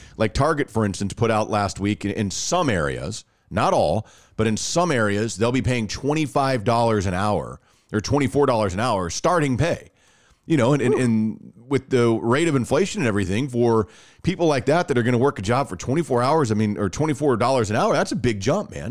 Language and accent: English; Texas, United States; accent: Texas (Irving, Arlington, or Garland area); my hotspot, like the most red in the state of Texas, it also says that I am most likely from Irving, Arlington, or Garland